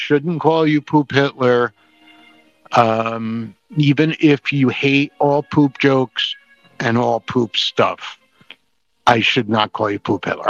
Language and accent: English; New Jersey, United States; We are stupid comedians from New Jersey